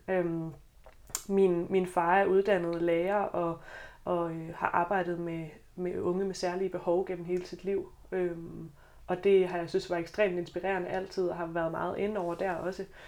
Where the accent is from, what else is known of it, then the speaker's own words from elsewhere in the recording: South Jutland, Southern Denmark, Denmark; moved away as an adult; now in Copenhagen, Denmark; jeg kommer fra Sønderjylland. Måske kommer det til at skinne lidt igennem